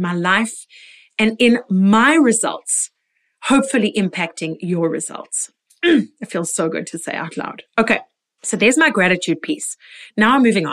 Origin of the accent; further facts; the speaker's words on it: Port Elizabeth, Eastern Cape, South Africa; moved away as an adult; also born or lived in Israel / London; our hometown in Port Elizabeth